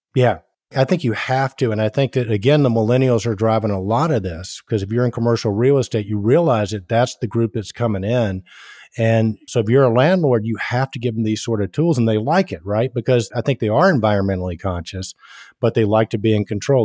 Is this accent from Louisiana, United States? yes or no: no; Atlanta, Georgia, United States; accent: Southern; I'm born and raised in Atlanta, Georgia.